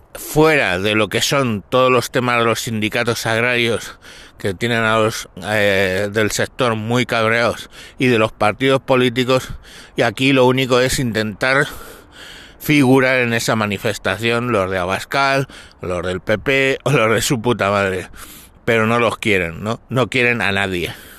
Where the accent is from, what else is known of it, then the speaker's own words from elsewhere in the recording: Galapagar, Community of Madrid, Spain; aquí en mi pueblo, en Galapagar